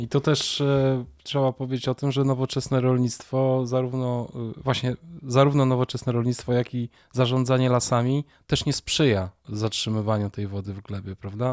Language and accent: Polish; Warsaw, Masovian Voivodeship, Poland; urodziłem się w Warszawie